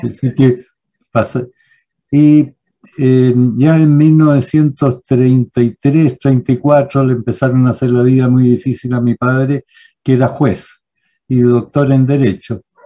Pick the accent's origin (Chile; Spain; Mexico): Chile; Santiago, Santiago Metropolitan Region; me fui al Manuel de Sala